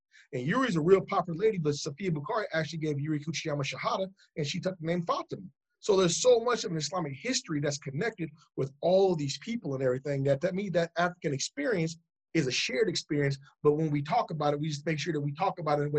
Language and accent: English; England, United Kingdom; I had some partners from England. I'm from England.